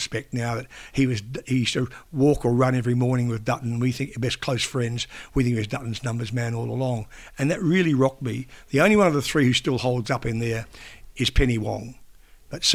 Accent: New Zealand; now in Australia; being a New Zealander

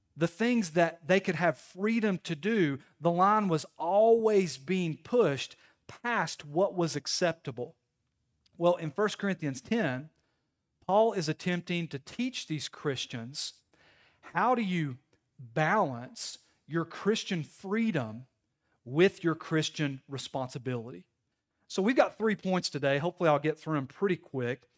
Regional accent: Knoxville, Tennessee, United States; I'm from Knoxville. I grew up in the inner city

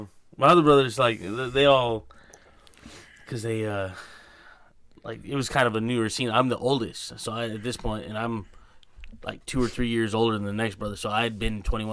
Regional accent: United States; we're fat American people.

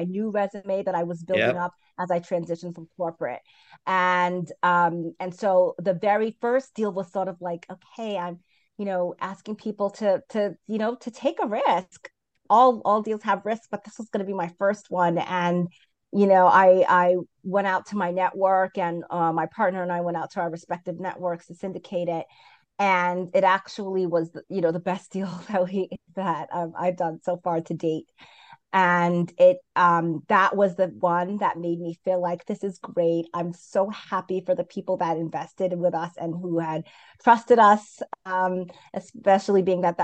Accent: New York City, New York, United States; also born or lived in Brooklyn; I grew up in Queens, and currently I live in Brooklyn

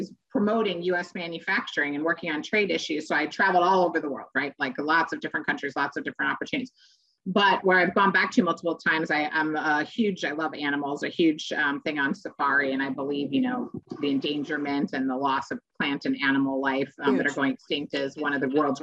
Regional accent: Chicago, Illinois, United States; I was born in Chicago

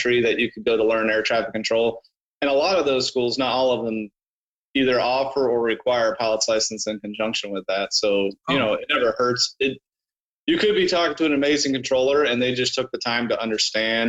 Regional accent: Georgia, United States; moved away as an adult; also born or lived in Chicago; I grew up in Georgia

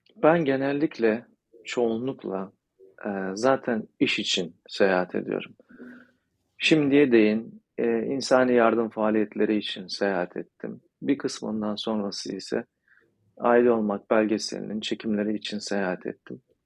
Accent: Turkey; Ben de Türk'üm

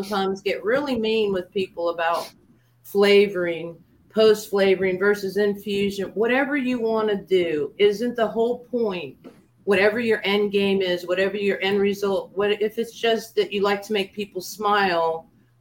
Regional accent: the Everglades, Florida, United States; moved away; also born or lived in South Carolina; I grew up in the Everglades

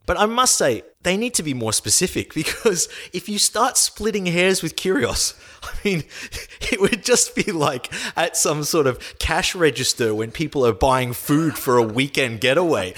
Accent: Australia

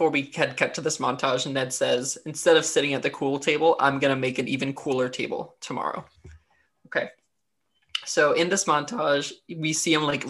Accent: New Hampshire, United States; I'm from New Hampshire.

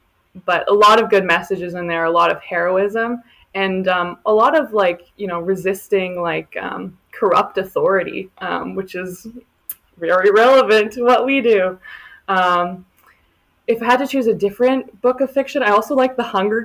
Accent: Oakville, Ontario, Canada; I am from Oakville, Ontario

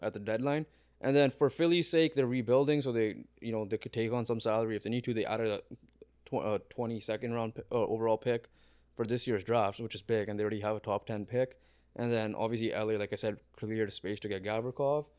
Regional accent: Canada; We're Canadian

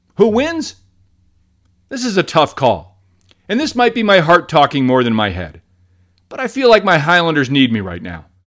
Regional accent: United States; moved away; my home country now, the land that brought you the selfie toaster

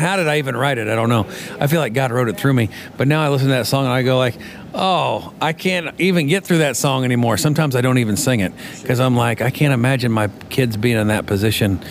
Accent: Colby, Kansas, United States; moved away as an adult; now in Nashville, United States; I am from Nashville, well, originally from Kansas, Colby, Kansas

